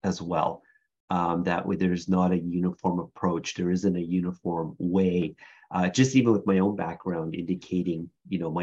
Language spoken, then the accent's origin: English; Kahnawake, Quebec, Canada; now in Toronto, Canada; I am Mohawk from Ganawage, which is a community just outside of Montreal, so actually where I was raised